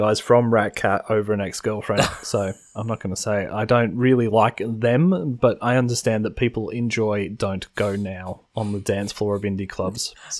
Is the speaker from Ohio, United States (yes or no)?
yes; Cleveland, Ohio, United States; We're from Cleveland.